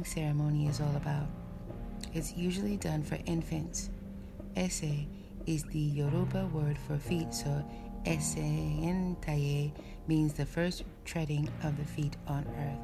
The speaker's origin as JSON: {"language": "English", "region": "St. Croix", "country": "U.S. Virgin Islands", "said": "We have colorful names for fish on St. Croix, and we have magnificent nicknames for people, too."}